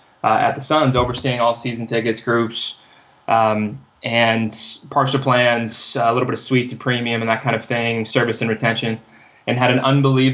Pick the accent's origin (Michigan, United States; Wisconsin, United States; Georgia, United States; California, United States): California, United States; moved away as an adult; also born or lived in Arizona; I'm from California. I went to community college after high school.